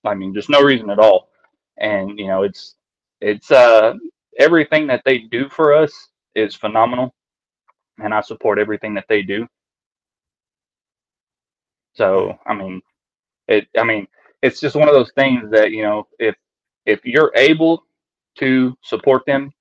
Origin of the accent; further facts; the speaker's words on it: East Texas, United States; I grew up in East Texas